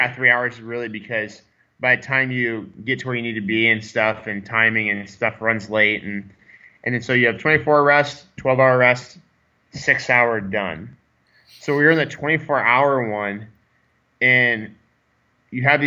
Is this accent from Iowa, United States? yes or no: yes; Iowa, United States; I'm from Iowa